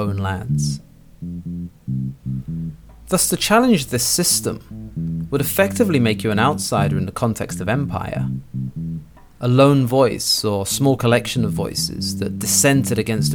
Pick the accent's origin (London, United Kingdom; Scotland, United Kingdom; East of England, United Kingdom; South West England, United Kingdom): London, United Kingdom; I'm from London. No, but really. London